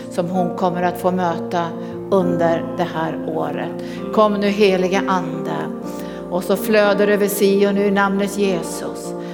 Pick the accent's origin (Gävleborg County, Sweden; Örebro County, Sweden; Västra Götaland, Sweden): Örebro County, Sweden; Örebro; Eh, jag kommer från Örebro.